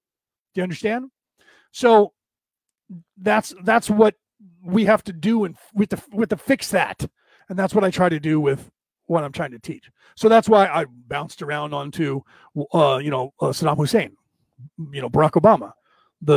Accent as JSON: {"language": "English", "country": "Ireland", "said": "It's just being Irish, I go on a lot longer than some people's patience"}